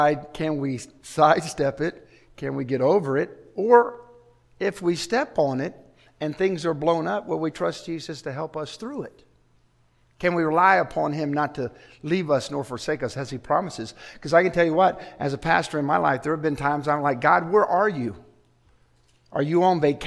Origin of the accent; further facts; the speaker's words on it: Chicago, Illinois, United States; I grew up in Chicago on Lake Michigan